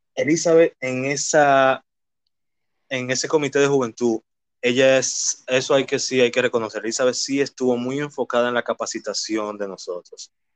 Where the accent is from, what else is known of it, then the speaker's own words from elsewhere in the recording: Santo Domingo, Distrito Nacional, Dominican Republic; Nací y me crié en Villaconsuelo, en específicamente en la calle Manuel Ubaldo Gómez